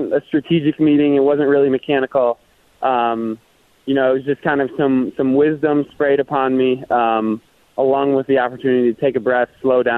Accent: Kalamazoo, Michigan, United States; moved away; my parents grew up in my hometown of Kalamazoo

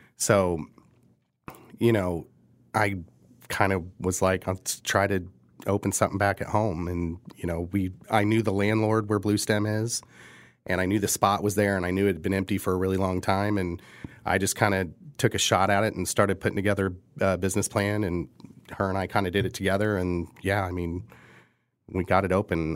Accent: Midwest, United States; now in Kansas City, United States; we are from the Midwest

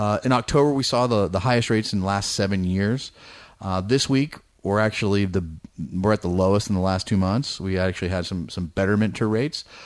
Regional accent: Bay Area, California, United States; moved away; I grew up in the Bay Area.

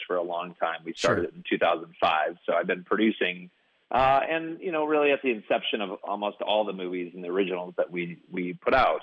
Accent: Kansas, United States; moved away as an adult; now in Los Angeles, United States; I'm a kid from Kansas who, you know, practically grew up on a wheat farm

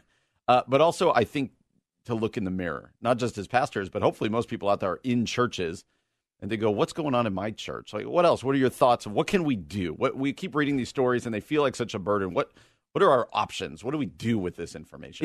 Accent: Chicago, Illinois, United States; I'm from Chicago.

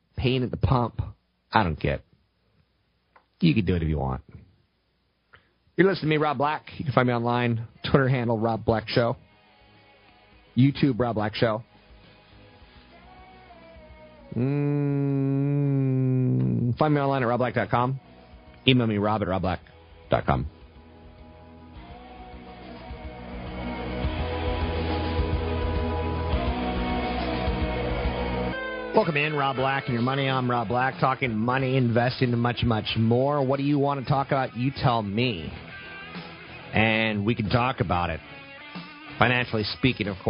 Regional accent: United States; I'm American

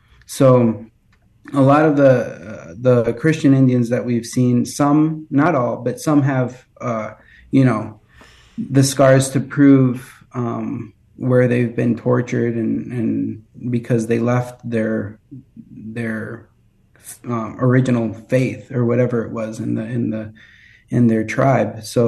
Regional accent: Colombia; Yes, I grew up, I was born in Colombia and I grew up there, and I went to a very nice missionary school there

